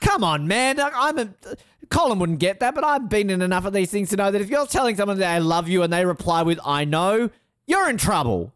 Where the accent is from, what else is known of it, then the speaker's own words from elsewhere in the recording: Australia; I am Australian